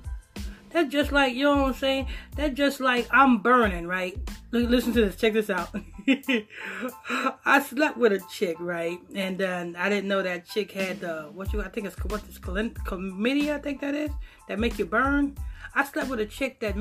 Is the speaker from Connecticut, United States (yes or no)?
no; Huntington Station, New York, United States; We grew up in Southside, Huntington Station